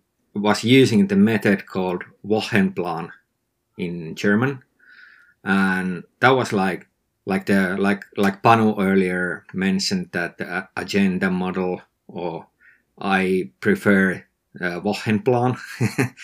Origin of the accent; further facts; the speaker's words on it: northern Finland, Finland; I live in Finland, northern Finland